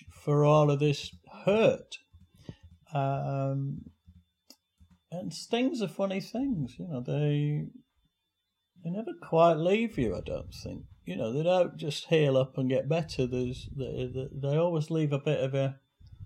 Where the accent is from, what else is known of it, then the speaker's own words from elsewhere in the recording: Doncaster, Yorkshire and the Humber, United Kingdom; moved away; also born or lived in Kendal / Charlton; my mum was wheeling me down the road in Flint Road in Doncaster, which is where we first moved to after we came there from Kendal